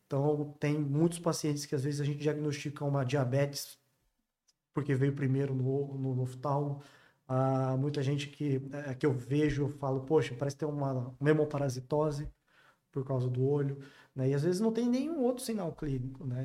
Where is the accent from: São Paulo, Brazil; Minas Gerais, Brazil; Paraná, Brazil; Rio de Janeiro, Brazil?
Paraná, Brazil; interior of; moved away; venho do interior do Paraná